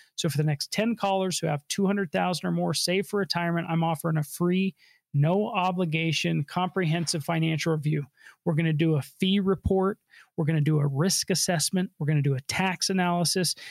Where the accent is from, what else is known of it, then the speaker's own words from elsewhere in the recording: Colorado, United States; I was born and raised here in Colorado.